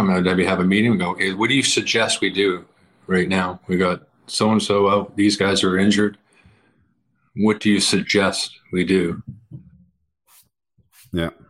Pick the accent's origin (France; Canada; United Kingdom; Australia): Canada; you know, being Canadian and have, being Canadian generally